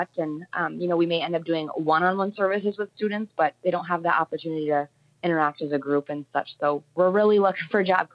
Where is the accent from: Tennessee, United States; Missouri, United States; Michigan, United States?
Michigan, United States; Munising; I'm originally from Munising